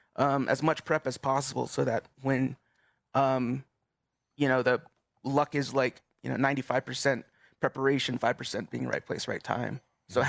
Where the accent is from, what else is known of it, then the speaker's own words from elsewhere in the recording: Gallup, New Mexico, United States; moved away as an adult; being from from Gallup